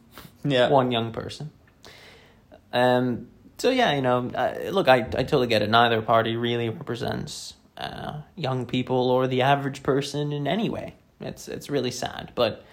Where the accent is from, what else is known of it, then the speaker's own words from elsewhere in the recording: Virginia, United States; now in United Kingdom; my home state of Virginia